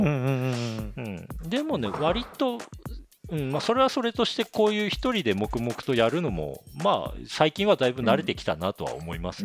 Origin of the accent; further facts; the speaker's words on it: Akita, Japan; moved away as an adult; also born or lived in Tokyo / Canada; 俺も嫁さんも秋田県出身なんだけど